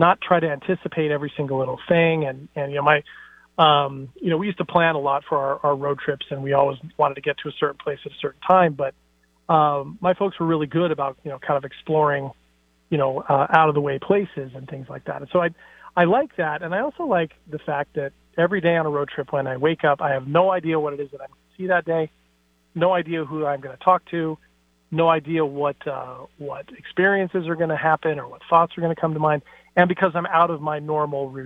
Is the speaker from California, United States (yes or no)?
no; Seattle, Washington, United States; I'm from Seattle. That's not a conservative town.